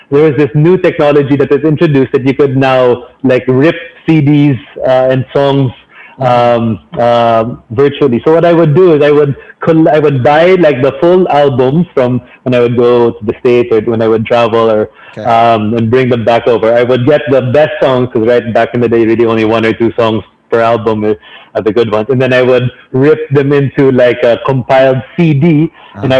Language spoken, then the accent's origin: English; Philippines; So, so during those four years, it really heightened my sense of being Filipino.